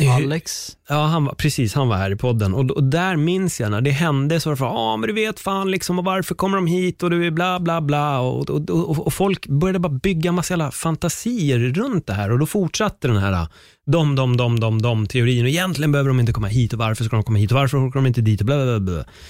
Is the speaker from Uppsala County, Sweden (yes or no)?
no; Stockholm County, Sweden; där jag är uppväxt på Örnbacken